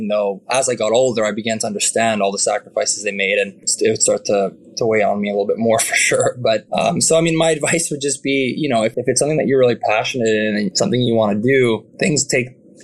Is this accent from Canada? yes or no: yes; Canada; as a Canadian